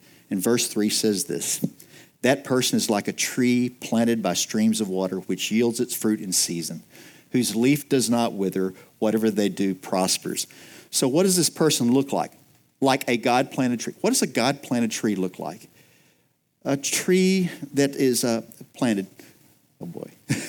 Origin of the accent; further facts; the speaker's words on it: Texas, United States; I'm from West Texas, so I can appreciate that.